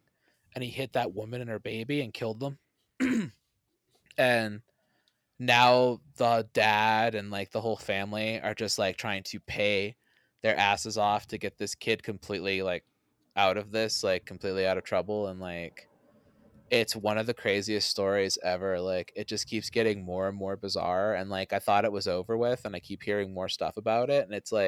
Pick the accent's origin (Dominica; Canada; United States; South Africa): Canada; I'm not from Florida. I'm from Canada.